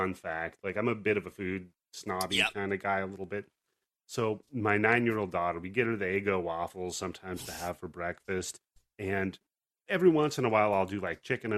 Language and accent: English; West Coast, United States; us West Coast folk